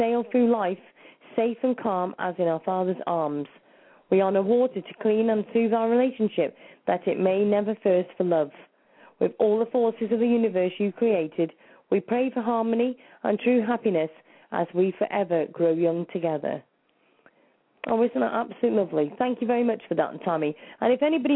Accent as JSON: {"language": "English", "town": "Wrexham", "region": "Wales", "country": "United Kingdom", "tie": "born or raised there", "said": "I'm actually Welsh because I was born in Wrexham"}